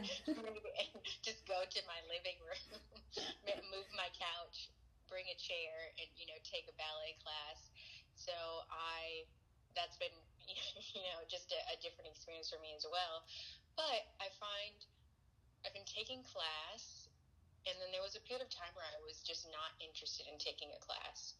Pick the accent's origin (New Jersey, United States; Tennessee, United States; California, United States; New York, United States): California, United States; I'm actually from California, so most a lot of my family is here.